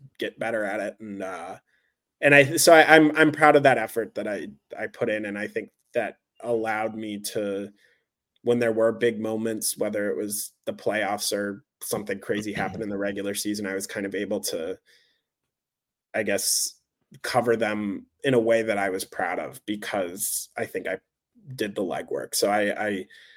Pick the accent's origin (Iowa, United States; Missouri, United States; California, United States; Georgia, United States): Missouri, United States; St. Louis; now in New York, United States; that was my hometown too